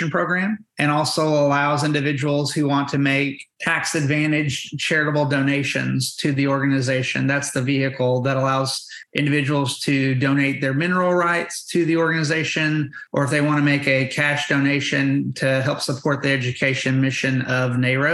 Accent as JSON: {"language": "English", "town": "Amarillo", "region": "Texas", "country": "United States", "tie": "born or raised there", "also_born_or_lived": "Georgetown, Texas", "said": "I grew up in Amarillo, Texas, out in the panhandle"}